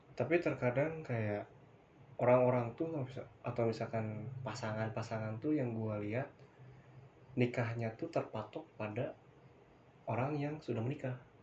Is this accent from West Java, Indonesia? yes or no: yes; West Java, Indonesia; gua orang Sunda